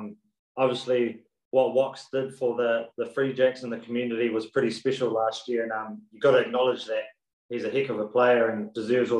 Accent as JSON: {"language": "English", "country": "New Zealand", "also_born_or_lived": "Taranaki", "accent": "Kiwi", "moved": "as an adult", "lives_now": "Boston, United States", "said": "I'm Kiwi"}